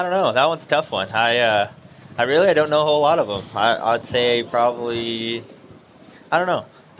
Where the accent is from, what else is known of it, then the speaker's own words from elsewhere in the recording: West Coast, United States; I'm from the West Coast